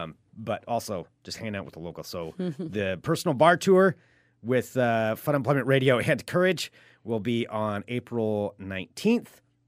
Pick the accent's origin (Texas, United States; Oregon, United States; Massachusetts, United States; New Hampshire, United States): Oregon, United States; I mean, we're here from Oregon, and we have mountains, you know, that are unlike a lot of the rest of the U.S. has, because we're right by the Cascade Mountains.